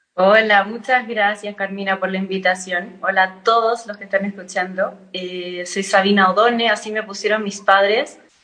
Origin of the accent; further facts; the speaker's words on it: Chile; nací en Chile, eh, todos mis papás ya nacieron en Chile, pero todos mis ancestros son italianos